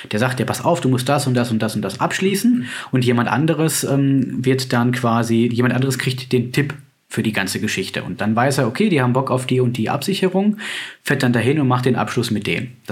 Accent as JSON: {"language": "German", "region": "North Rhine-Westphalia", "country": "Germany", "said": "Bei uns in NRW ist ja das mit dem Schnee, naja, da schneiden drei Flocken und schon bricht ein Chaos aus."}